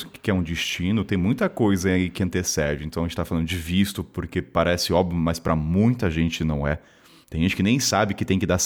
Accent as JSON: {"language": "Portuguese", "region": "Rio de Janeiro", "country": "Brazil", "said": "Ah, sou sou do Rio de Janeiro."}